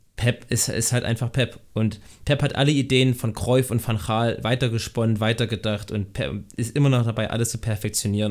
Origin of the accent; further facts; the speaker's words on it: Thuringia, Germany; ich komme ich komm aus Thüringen